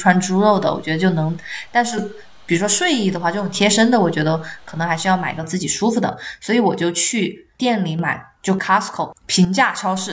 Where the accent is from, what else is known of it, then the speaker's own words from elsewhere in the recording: Chongqing, China; now in Seattle, United States; 我作为重庆人